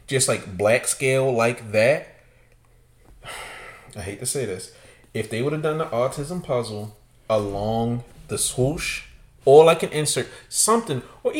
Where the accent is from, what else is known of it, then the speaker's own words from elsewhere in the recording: Baltimore, Maryland, United States; I'm a nigga from Baltimore that wanna see Baltimore win.